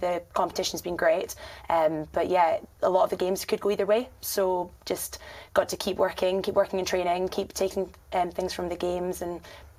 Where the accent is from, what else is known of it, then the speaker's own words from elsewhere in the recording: Scotland, United Kingdom; accent: Scottish; moved away as an adult; also born or lived in Durham; now in Kent, United Kingdom; So I am from Scotland, you might have guessed by the accent. I went to university in Durham